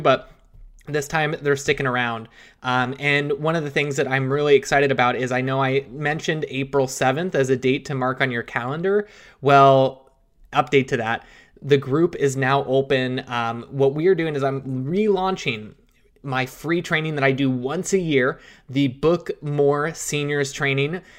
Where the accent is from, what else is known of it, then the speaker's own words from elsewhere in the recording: Seattle, Washington, United States; moved away; I'm from the Seattle area. I went to school up there